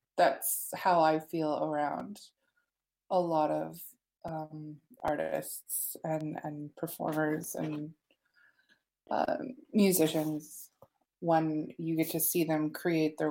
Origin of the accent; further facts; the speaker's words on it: Ottawa, Ontario, Canada; I grew up in Ottawa, and there was always graffiti around me